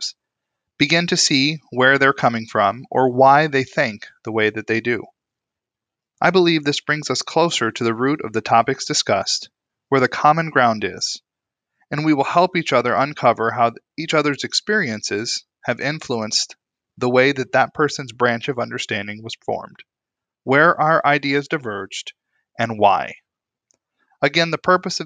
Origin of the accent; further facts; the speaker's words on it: East Coast, United States; now in Midwest, United States; I'm originally from the East Coast, but I've been happily living in the brisk Midwest for the past several years